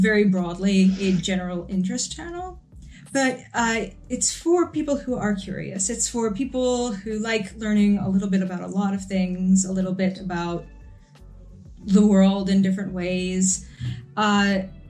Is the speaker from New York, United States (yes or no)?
yes; New York, United States; I'm from New York. I grew up here. I live here.